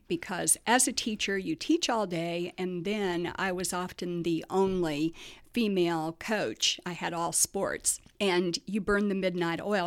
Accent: Muncie, Indiana, United States; moved away as an adult; also born or lived in Miami; a lot of people don't know that I'm from Muncie

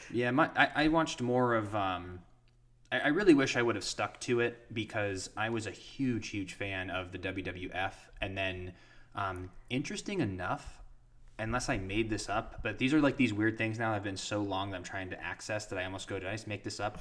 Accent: Ashtabula, Ohio, United States; my hometown of Ashtabula

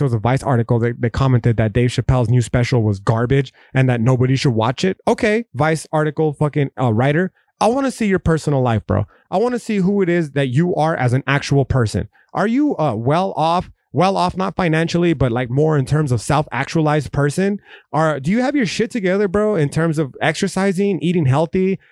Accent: United States; we as an American people

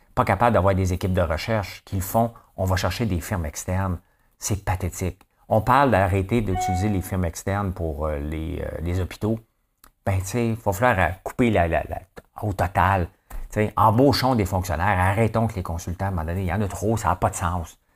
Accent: Gatineau, Quebec, Canada; je viens de Hall, OK? Euh, Gatineau, ça n'existe pas pour moi, je viens de Hall

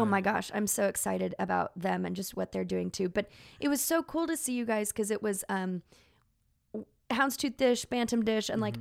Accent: Dallas, Texas, United States; moved away as an adult; now in South Bend, United States; growing up in Dallas

